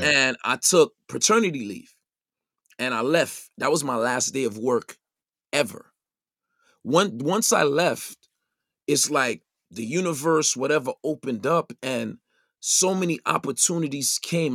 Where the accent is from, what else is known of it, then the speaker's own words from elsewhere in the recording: New York City, New York, United States; growing up in the Brownsville section of Brooklyn